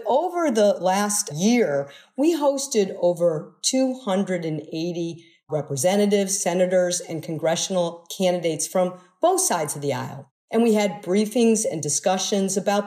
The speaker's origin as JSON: {"language": "English", "region": "Midwest", "country": "United States", "tie": "born or raised there", "said": "I grew up in the Midwest"}